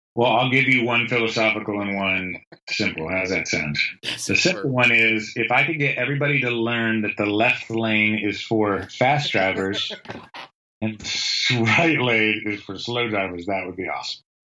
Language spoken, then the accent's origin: English; the North, United States; moved away; I grew up in the North. I grew up in a steel town in a blue, like blue collar steel town.